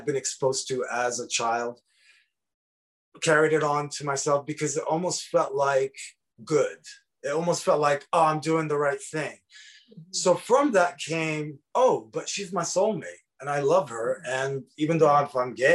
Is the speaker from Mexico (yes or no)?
no; Lebanon; moved away as an adult; also born or lived in Dearborn, Michigan; now in United States; I'm 44 and I grew up in Lebanon in the 80s.